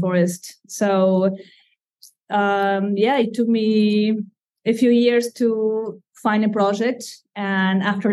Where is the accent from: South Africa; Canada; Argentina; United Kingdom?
Argentina; English is a second language; moved away as an adult; now in Durham, United States; I come from Argentina, and I have been in the U.S. for more than 20 years, yet the accent has stayed with me.